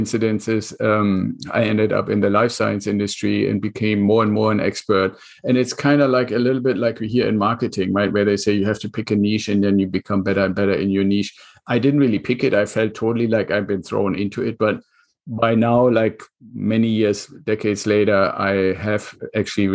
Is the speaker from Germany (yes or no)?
yes; Germany; English is a second language; moved away as an adult; now in United States; my accent, and I'm originally from Germany. So I came to the United States with the Air Force.